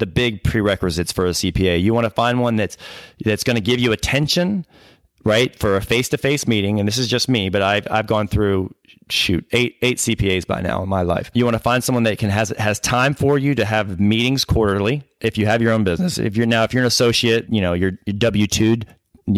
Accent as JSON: {"language": "English", "town": "Atlanta", "region": "Georgia", "country": "United States", "tie": "born or raised there", "said": "I'm from Atlanta. I grew here, born and raised."}